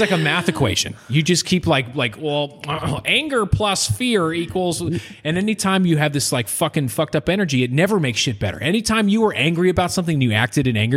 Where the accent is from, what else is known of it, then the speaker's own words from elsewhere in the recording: Maine, United States; moved away; I'm from Maine